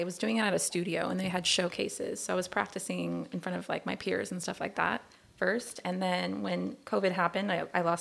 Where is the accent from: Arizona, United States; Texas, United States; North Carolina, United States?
Arizona, United States; moved away as an adult; now in Long Beach, United States; I'm from Long Beach, but I lived in Arizona most of my life.